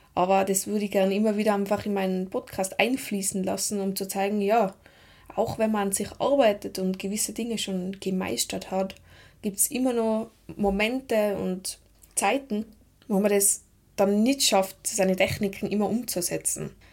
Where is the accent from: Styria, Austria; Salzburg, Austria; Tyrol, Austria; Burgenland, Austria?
Tyrol, Austria; accent: Tiroler Dialekt; Ich bin aus Tirol das wird man auch hören